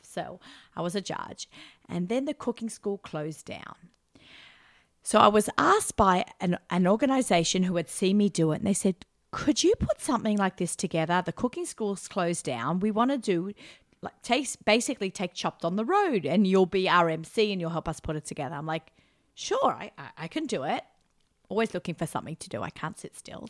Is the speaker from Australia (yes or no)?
yes; Australia; accent: Australian; moved away as an adult; now in New York, United States; I haven't lived in Australia for 26 years. I may have the accent.